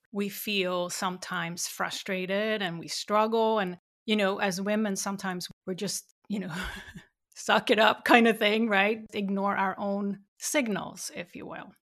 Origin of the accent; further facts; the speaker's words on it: Sweden; growing up in Sweden